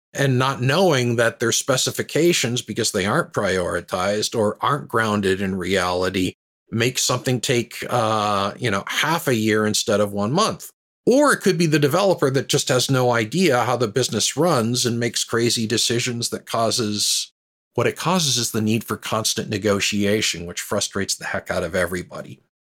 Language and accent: English; southwestern Ontario, Canada; moved away as an adult; also born or lived in United States; now in Halifax, Canada; So I grew up in, uh, southwestern Ontario. I'm now in Halifax, Nova Scotia